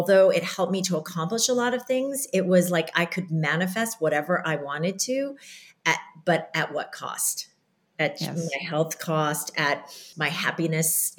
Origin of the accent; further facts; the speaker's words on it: Iowa, United States; growing up in Iowa and these Korean, very strict parents